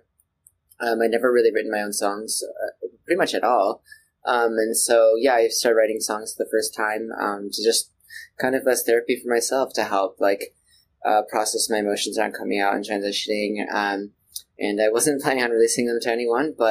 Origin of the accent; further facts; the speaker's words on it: Chicago, Illinois, United States; moved away as an adult; now in New York, United States; I grew up and lived in Chicago, pretty much Chicago area my whole life up until last year.